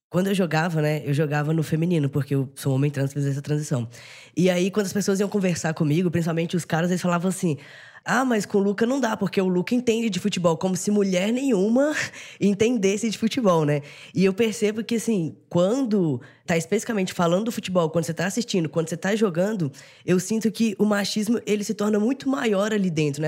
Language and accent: Portuguese; Minas Gerais, Brazil; sou mineiro atleticano